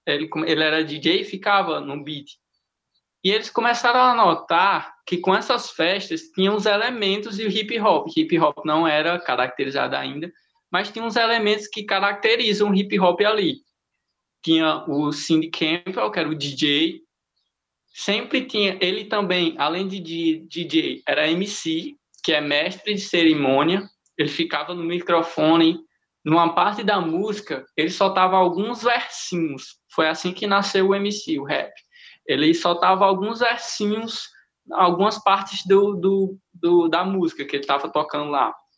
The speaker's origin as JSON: {"language": "Portuguese", "town": "Currais Novos", "region": "Rio Grande do Norte", "country": "Brazil", "moved": "yes", "lives_now": "Caicó, Brazil", "said": "minha cidade é Currais Novos, que eu sou de Currais, mas eu moro em Caicó"}